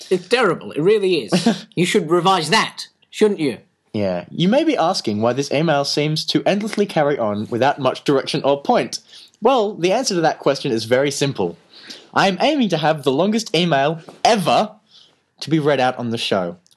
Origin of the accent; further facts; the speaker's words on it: Yorkshire and the Humber, United Kingdom; I'm from Yorkshire.